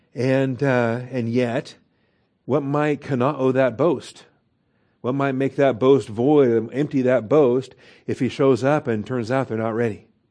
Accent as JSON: {"language": "English", "region": "Washington", "country": "United States", "tie": "born or raised there", "said": "I grew up in Washington State. We're very fond of our apples."}